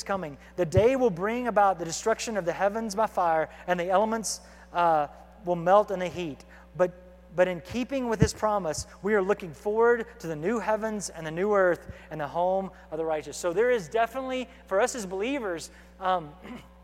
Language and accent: English; United States; as American believers